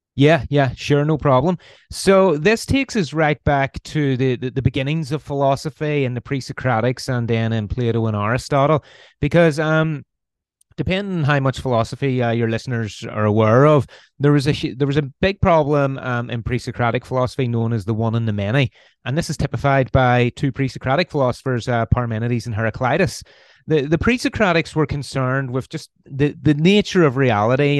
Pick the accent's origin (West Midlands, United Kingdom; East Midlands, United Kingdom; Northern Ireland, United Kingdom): Northern Ireland, United Kingdom; Belfast; accent: Irish; you can probably tell by the accent I'm Irish. I'm from Northern Ireland, uh, originally from Belfast. So I was born in Belfast in 1983